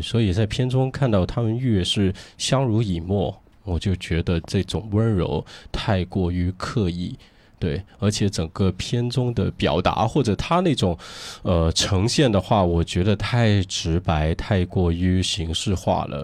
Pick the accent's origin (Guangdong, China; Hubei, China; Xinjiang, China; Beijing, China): Guangdong, China; Guangzhou; 我们都是在，呃，城市，在广州土生土长的